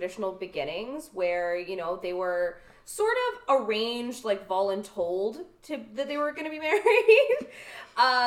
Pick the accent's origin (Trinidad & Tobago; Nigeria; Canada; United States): Canada; I was born in Canada. I'm the first to be born in Canada